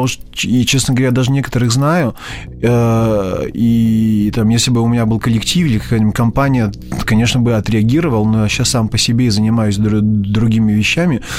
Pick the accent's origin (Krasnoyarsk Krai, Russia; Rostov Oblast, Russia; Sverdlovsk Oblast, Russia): Rostov Oblast, Russia; village near Taganrog; moved away as an adult; now in Moscow, Russia; Я родился в Таганроге